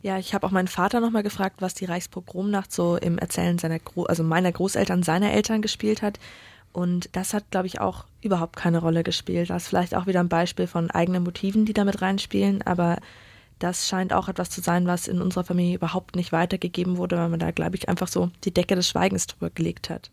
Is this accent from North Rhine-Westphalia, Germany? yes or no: no; Munich, Bavaria, Germany; moved away; ich komme ursprünglich aus München